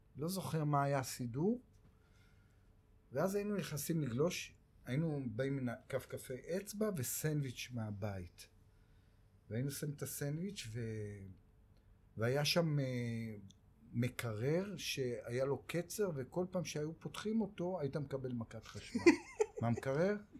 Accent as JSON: {"language": "Hebrew", "town": "Tel Aviv", "region": "Tel Aviv District", "country": "Israel", "tie": "born or raised there", "also_born_or_lived": "Kiryat Shalom, south Tel Aviv", "said": "אני בבבלי גדלתי. אה. אני נולדתי בדרום תל אביב, בשכונה הארדקור אה. שנקראת קריית שלום"}